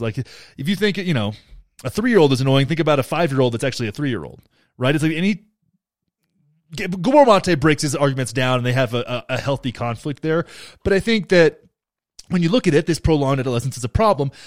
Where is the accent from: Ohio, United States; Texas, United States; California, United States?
Texas, United States; I'm from Texas